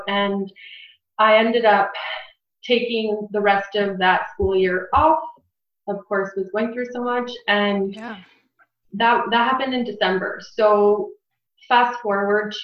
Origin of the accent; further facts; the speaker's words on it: Barrie, Ontario, Canada; I was born and raised in Barrie